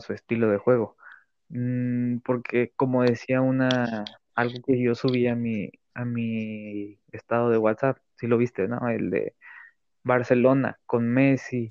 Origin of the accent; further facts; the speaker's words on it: Mexico; yo como mexicano